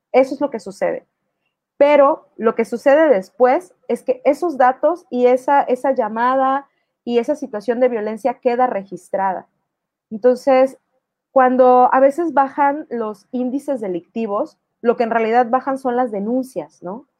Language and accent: Spanish; Mexico; also born or lived in Tuxtla Gutiérrez, Chiapas; nuestra historia como mujeres mexicanas